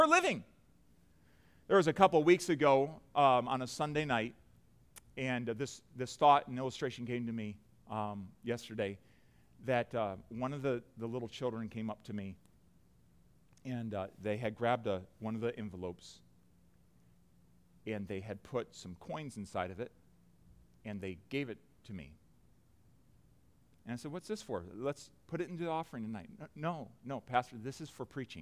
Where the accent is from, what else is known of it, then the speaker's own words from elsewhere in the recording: United States; as an American with a plush lifestyle